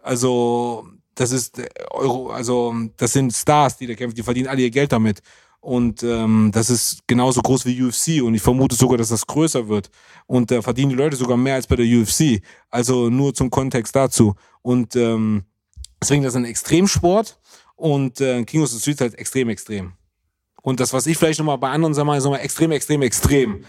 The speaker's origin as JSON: {"language": "German", "country": "Germany", "said": "als Deutscher"}